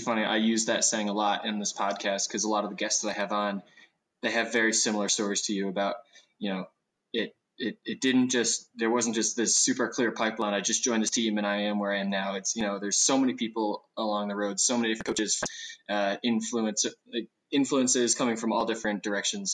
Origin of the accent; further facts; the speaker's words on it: New York, United States; Adam and I grew up in the New York race scene